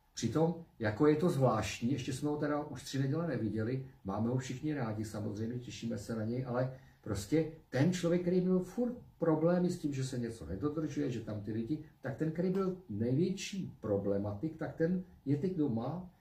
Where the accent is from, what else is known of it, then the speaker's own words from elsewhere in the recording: Czechia; jako Češi